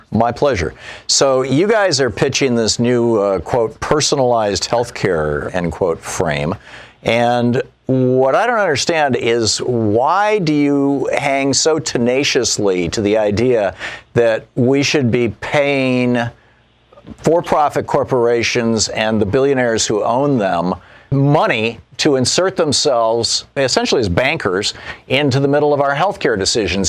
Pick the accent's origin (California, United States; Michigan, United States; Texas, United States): Michigan, United States; moved away as an adult; also born or lived in Montpelier, Vermont; I grew up in Michigan. I lived there until I was 27 years old.